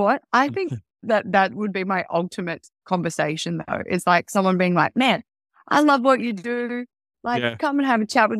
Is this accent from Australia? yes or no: yes; Kalamunda, Western Australia, Australia; I had a really wonderful mom, a really wonderful family, and I had a beautiful childhood growing up in Kalamunda. So Kalamunda represents.